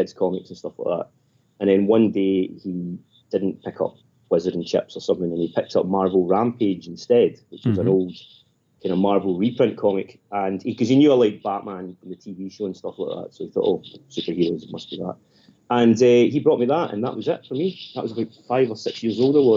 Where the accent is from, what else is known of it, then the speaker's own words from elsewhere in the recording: Ayrshire, Scotland, United Kingdom; also born or lived in Hamilton / Kilmarnock; I grew up in Ayrshire, which is in the west coast of Scotland